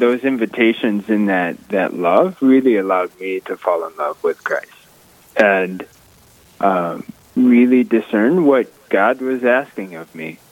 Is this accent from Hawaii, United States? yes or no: no; Rapid City, South Dakota, United States; also born or lived in Faith, South Dakota; I grew up just outside of Rapid City, out towards the airport